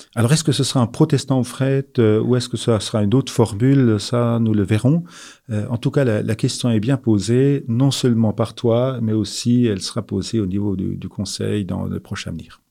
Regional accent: Alsace, Grand Est, France; Je suis euh, né en Alsace, j'ai grandi en Alsace

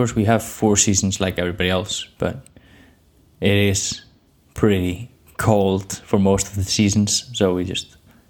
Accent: Iceland; from Iceland.

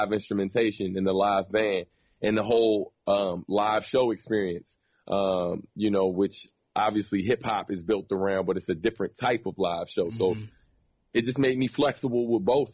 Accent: Maryland, United States; Growing up in Maryland, man, it was very different than obviously a New York per se

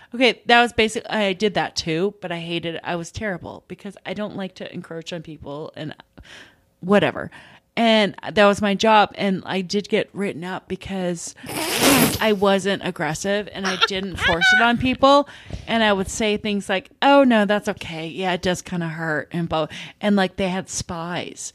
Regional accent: Minnesota, United States; I'm from Minnesota

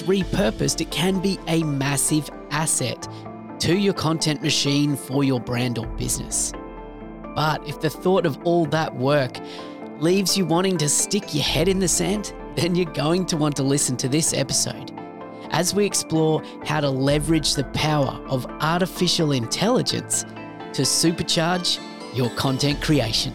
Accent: Australia; accent: Aussie; my Aussie accent

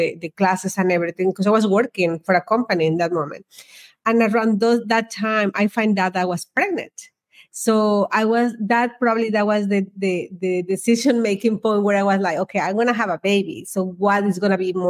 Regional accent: Mexico; moved away as an adult; I was born in Mexico, and in that country, we don't have school loans

